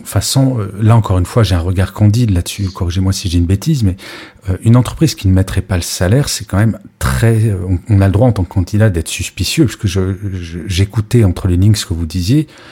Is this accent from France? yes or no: yes; France; en tant que Français